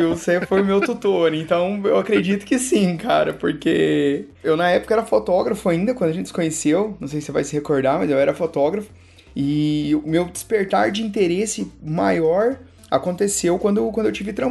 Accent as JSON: {"language": "Portuguese", "region": "Minas Gerais", "country": "Brazil", "moved": "yes", "lives_now": "São Paulo, Brazil", "said": "Eu sou de Minas, mano."}